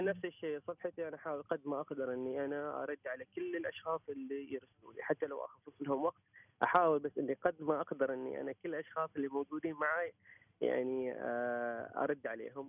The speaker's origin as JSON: {"language": "Arabic", "country": "Oman", "said": "عندنا في عمان"}